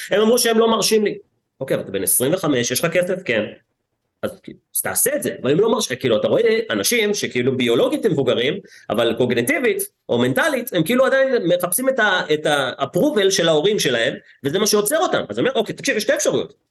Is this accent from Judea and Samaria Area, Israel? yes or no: no; Herzliya, Tel Aviv District, Israel; גדלתי בהרצליה כמו איזה ילד מפונפן שהיה בצופים